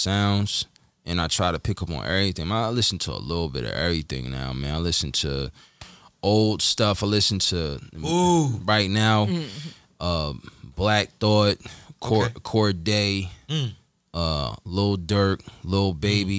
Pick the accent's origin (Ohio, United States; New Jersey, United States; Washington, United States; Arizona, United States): New Jersey, United States; Lawnside; I'm from Longside